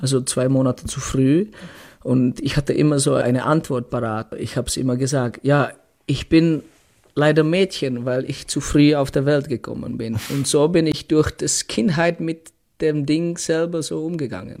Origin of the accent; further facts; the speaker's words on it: Litvínov, Ústí nad Labem Region, Czechia; German is a second language; moved away as an adult; ich bin äh, aus Tschechien, aus kleinen Stadt, aus Litvinov